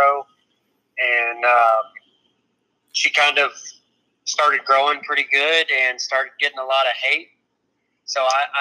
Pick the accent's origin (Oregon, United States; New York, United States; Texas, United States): Texas, United States; Rogers; I grew up about 30 miles from there in a little town called Rogers, Texas